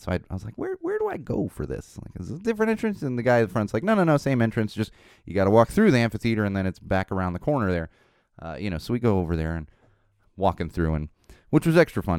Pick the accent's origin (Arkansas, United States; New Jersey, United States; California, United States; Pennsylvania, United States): California, United States; Poway; the Albertos are in Poway